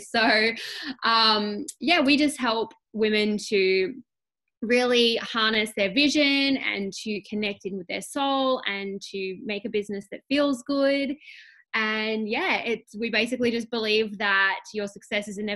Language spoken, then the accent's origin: English; Australia; I am from Australia, obviously. Um, I'm a mum of three